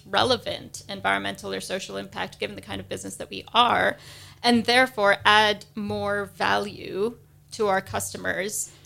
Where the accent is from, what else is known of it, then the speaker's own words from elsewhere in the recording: United States; moved away as an adult; now in United Kingdom; if you couldn't tell from my accent, I'm from the States